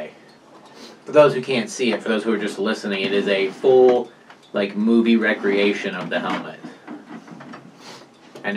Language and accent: English; South Carolina, United States; now in Indiana, United States; I'm from South Carolina